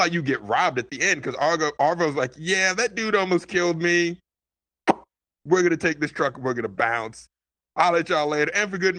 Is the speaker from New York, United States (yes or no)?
no; Florida, United States; I don't know, man. I'm from Florida.